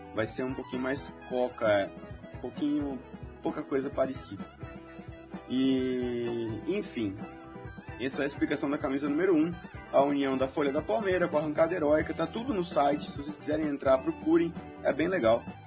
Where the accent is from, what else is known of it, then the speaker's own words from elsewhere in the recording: São Manuel, São Paulo, Brazil; Eu sou de São Manuel, longe pra burro, no fim do mundo